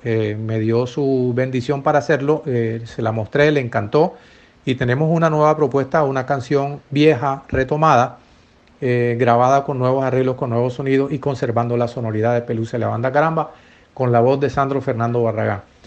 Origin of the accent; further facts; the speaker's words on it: Colombia; mi querida patria, de mi querida Colombia